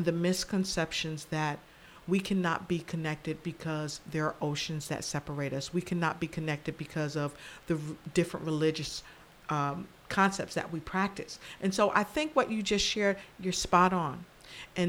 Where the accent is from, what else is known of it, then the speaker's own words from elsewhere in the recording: Passaic, New Jersey, United States; I grew up in Passaic, New Jersey